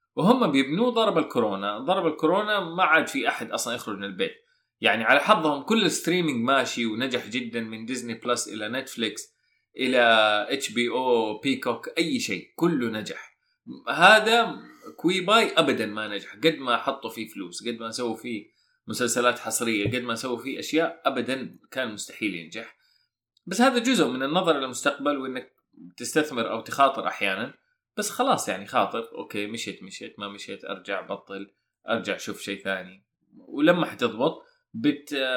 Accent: Saudi Arabia; عندنا في السعوديه

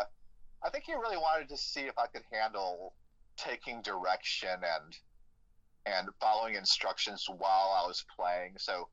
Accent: Chicago, Illinois, United States; I grew up in Chicago

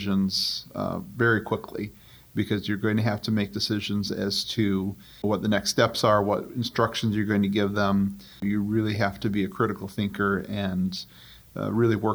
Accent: Milan, Michigan, United States; in Milan, my hometown.

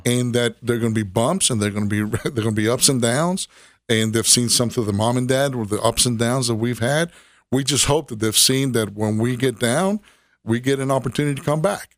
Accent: Miami, Florida, United States; now in Tennessee, United States; grew up in Miami, Florida

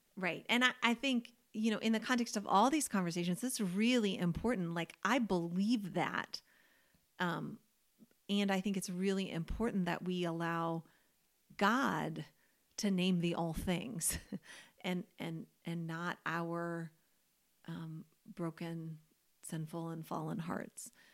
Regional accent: Louisville, Kentucky, United States; moved away as an adult; now in North Carolina, United States; Louisville, where I'm from, it's just a Midwestern city

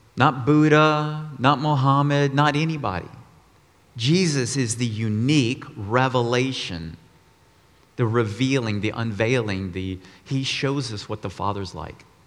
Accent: Austin, Texas, United States; moved away as an adult; also born or lived in Colorado; I grew up in Austin, Texas, 18 years, then moved to Colorado to go to college and work

